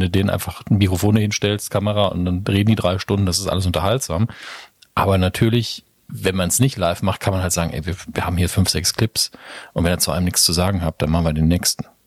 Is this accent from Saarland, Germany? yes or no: yes; Saarland, Germany; als Saarländer